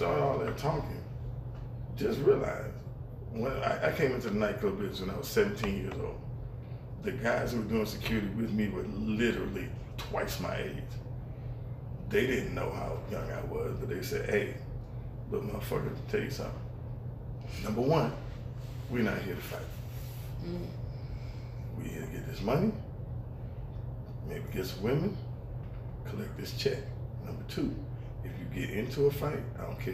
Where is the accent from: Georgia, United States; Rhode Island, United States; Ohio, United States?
Georgia, United States; Decatur; I'm from Decatur, Georgia.